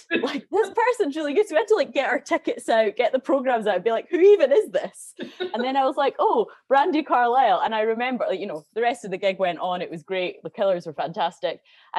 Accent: Edinburgh, Scotland, United Kingdom; Yeah, so I'm from Edinburgh originally.

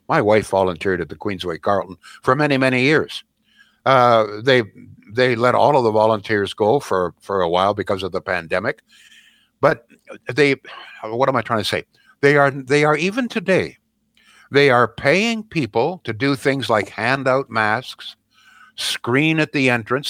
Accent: Canada; the Canada that most of us grew up

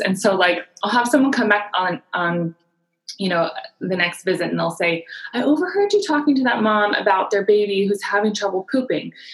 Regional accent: San Diego, California, United States; I was born and raised in San Diego

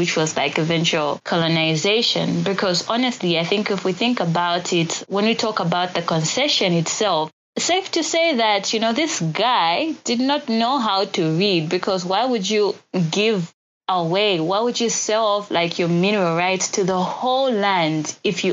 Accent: Zambia

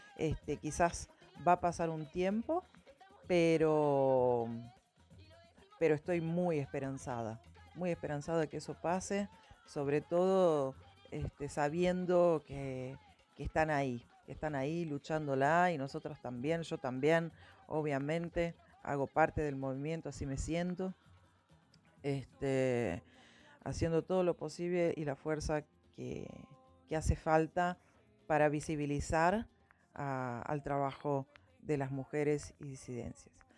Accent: Monteros, Tucumán, Argentina; moved away as an adult; now in Catamarca, Argentina; Yo soy de Monteros, de Tucumán, y vivo en Catamarca hace ya cuatro años

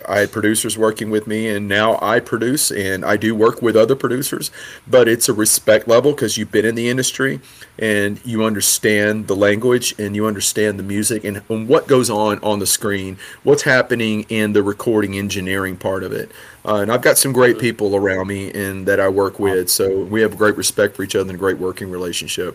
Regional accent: Rocky Branch, Louisiana, United States; moved away as an adult; also born or lived in Hawaii; country boys growing up in Rocky Branch, Louisiana

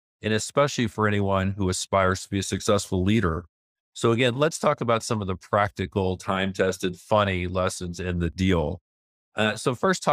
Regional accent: Kentucky, United States; moved away; I'm a Jewish kid and I grew up in Kentucky

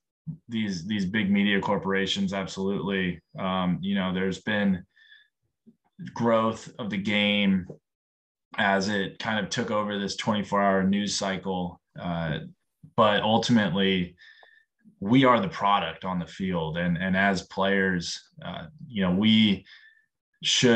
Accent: San Diego, California, United States; moved away as an adult; I was a kid from San Diego, grew up around the military and Navy family

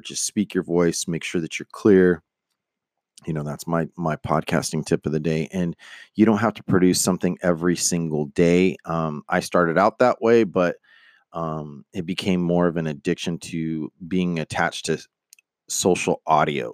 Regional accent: Stockton, California, United States; I'm from Stockton, California

